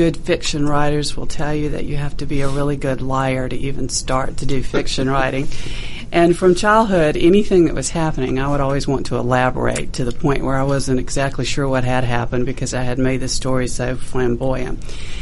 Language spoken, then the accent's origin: English; South Carolina, United States; I grew up in South Carolina